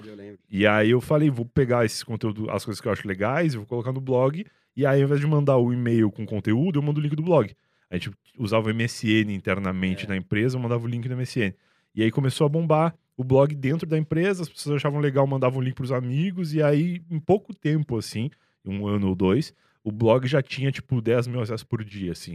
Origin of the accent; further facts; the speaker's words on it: Rio Grande, Rio Grande do Sul, Brazil; moved away as an adult; now in São Paulo, Brazil; Na época, lá em Rio Grande, em 2007, é, 2007, eu tinha 17 anos, sou de 90